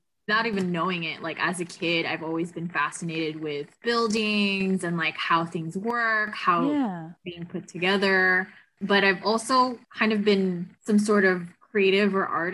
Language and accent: English; Philippines; moved away; I grew up in the Philippines